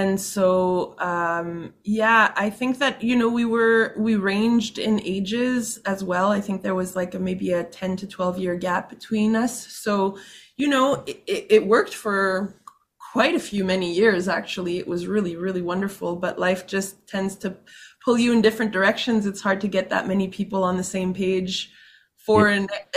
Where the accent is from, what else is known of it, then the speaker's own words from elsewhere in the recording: Winnipeg, Manitoba, Canada; I grew up in St. Vital and St. Boniface in the city of Winnipeg